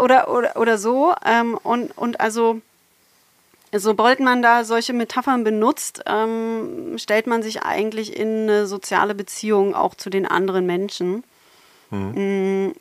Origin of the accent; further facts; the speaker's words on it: Berlin, Germany; moved away as an adult; also born or lived in Halle an der Saale / Saarbrücken / Potsdam / Konstanz; now in Bochum, Germany; ich komme eigentlich aus Berlin